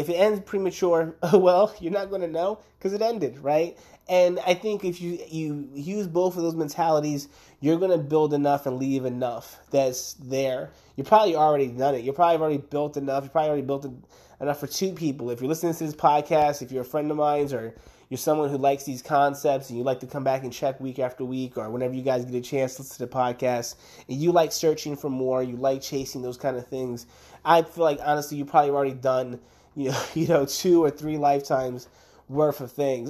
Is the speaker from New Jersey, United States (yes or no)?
yes; Camden, New Jersey, United States; moved away; I grew up in Camden, New Jersey